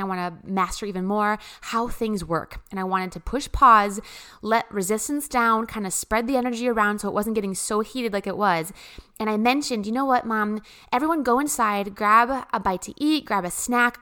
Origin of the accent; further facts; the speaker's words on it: Midwest, United States; I come from the Midwest